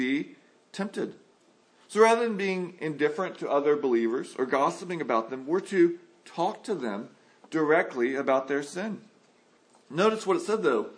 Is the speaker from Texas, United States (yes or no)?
yes; San Antonio, Texas, United States; I grew up in San Antonio, Texas